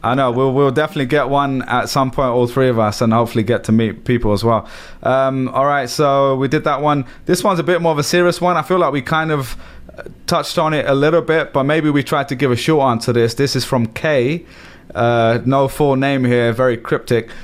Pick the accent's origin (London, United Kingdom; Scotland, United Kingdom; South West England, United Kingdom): London, United Kingdom; moved away as an adult; now in New York, United States; I grew up in London, massive city.